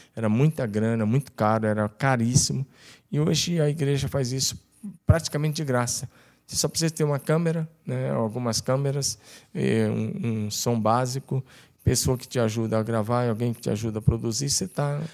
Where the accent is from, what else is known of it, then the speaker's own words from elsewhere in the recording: Tocantins, Brazil; moved away as an adult; also born or lived in Curitiba; eu sou do Tocantins